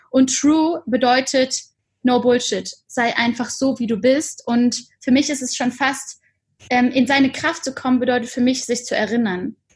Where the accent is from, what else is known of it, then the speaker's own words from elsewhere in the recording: Cologne, North Rhine-Westphalia, Germany; born there; bin gebürtige Kölnerin